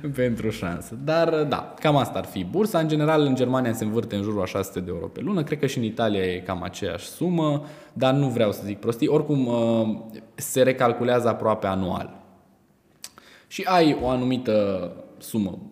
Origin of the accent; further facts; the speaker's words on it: Romania; ca și români